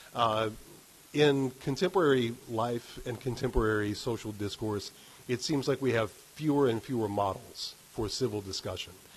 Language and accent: English; West Virginia, United States; also born or lived in Arizona; I'm from West Virginia